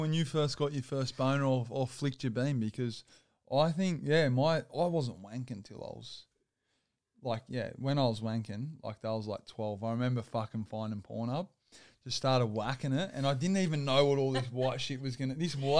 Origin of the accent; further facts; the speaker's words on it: Campbelltown, New South Wales, Australia; I grew up in Campbelltown.